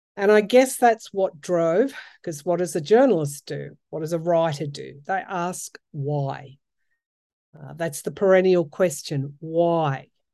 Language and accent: English; outback New South Wales, Australia; also born or lived in Sydney; I am a country girl, born and raised. Um, I, I was born in the outback